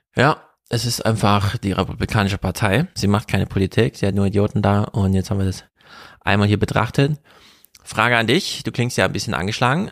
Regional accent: Jena, Thuringia, Germany; moved away; mit Grüßen aus Jena, meiner alten Heimat

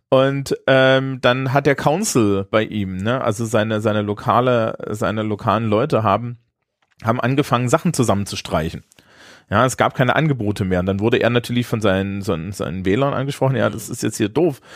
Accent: Germany; als Deutscher

